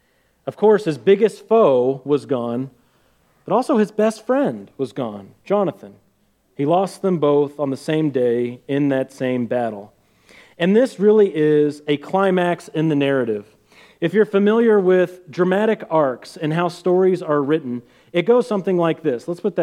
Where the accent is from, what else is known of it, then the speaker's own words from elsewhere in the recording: Missouri, United States; But I'm from Missouri